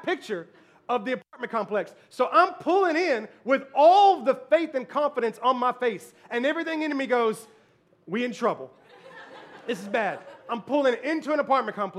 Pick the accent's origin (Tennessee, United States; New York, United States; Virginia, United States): Tennessee, United States; Memphis; I was born and raised in Memphis, Tennessee